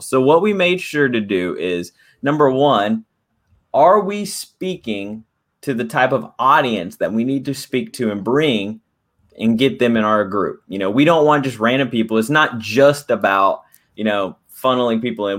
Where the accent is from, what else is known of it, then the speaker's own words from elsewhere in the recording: Dallas, Texas, United States; I'm from Dallas, Texas